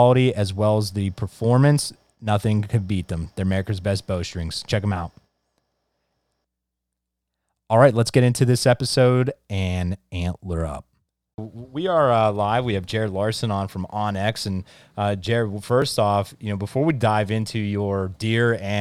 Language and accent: English; Central Pennsylvania, United States; I'm from Central Pennsylvania here